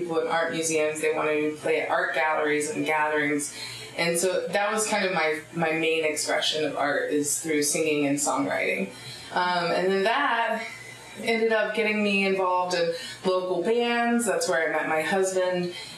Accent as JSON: {"language": "English", "area": "between Myrtle Beach and Charleston", "region": "coast of South Carolina", "country": "United States", "tie": "born or raised there", "also_born_or_lived": "High Point, North Carolina / Southern Oregon", "moved": "as an adult", "lives_now": "Talent, United States", "said": "I moved shortly thereafter, around 2 years old, to the coast of South Carolina"}